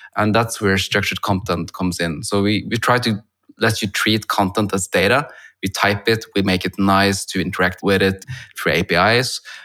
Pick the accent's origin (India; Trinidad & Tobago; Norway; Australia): Norway; I'm from Norway, where I'm now talking to you over Zoom